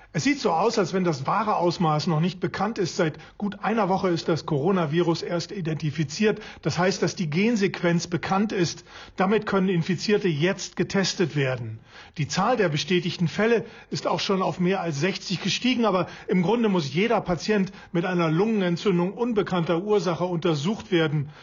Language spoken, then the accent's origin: German; Germany; now in China; zu Hause in Deutschland